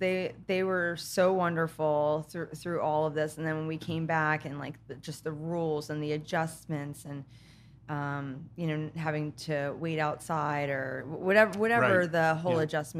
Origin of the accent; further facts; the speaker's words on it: Plainfield, New Jersey, United States; now in Pennsylvania; Originally, like Plainfield, New Jersey. I guess I'm kind of like the, I guess you consider like the gypsy of Jersey. I've lived all over New Jersey. All over New Jersey.